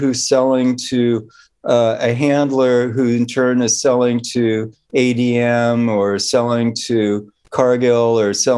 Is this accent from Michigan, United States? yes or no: no; Bay Area, California, United States; I grew up in the Bay Area